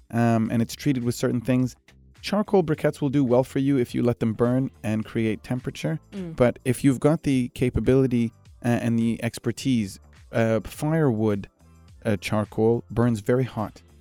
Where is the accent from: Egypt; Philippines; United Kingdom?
Egypt; now in United Arab Emirates; I consider when people say where are you from, I say I'm Egyptian, but the UAE is home.